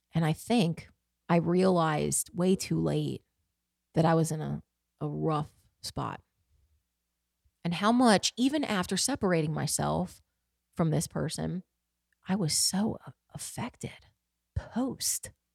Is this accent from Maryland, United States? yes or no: yes; Baltimore, Maryland, United States; my hometown, Baltimore